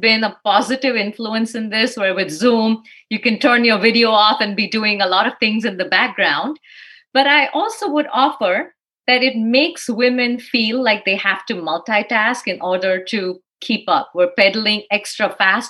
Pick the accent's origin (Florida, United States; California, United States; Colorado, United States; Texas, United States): Texas, United States; Dallas; I'm really from Dallas.